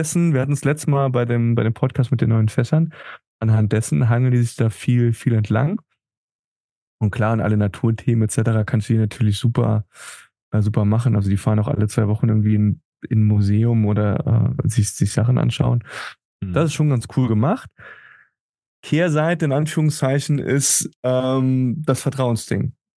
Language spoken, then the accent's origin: German; Germany; moved away as an adult; now in Tenerife, Spain; als Deutscher